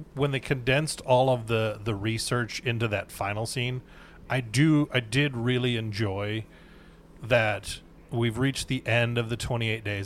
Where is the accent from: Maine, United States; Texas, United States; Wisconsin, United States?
Wisconsin, United States; moved away; also born or lived in Minnesota; growing up in Wisconsin, they lived about two hours away from us, and then when we moved to Minnesota